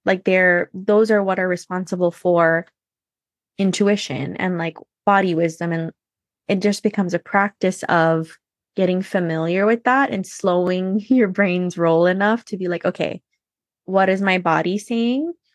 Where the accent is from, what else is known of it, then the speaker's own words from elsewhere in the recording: Hawaii, United States; I was born and raised in Hawaii